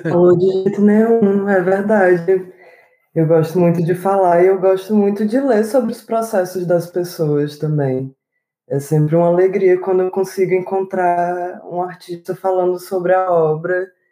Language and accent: Portuguese; Morada Nova, Ceará, Brazil; also born or lived in Fortaleza; minha infância, morei no interior do Ceará, uhum. numa cidade chamada Morada Nova